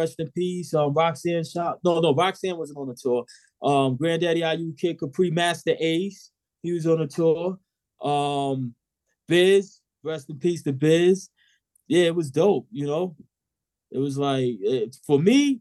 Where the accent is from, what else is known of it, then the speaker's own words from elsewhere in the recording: New York City, New York, United States; I'm from Southside Queens